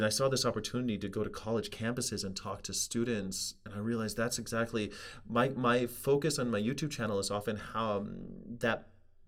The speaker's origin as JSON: {"language": "English", "region": "California", "country": "United States", "said": "I'm from California"}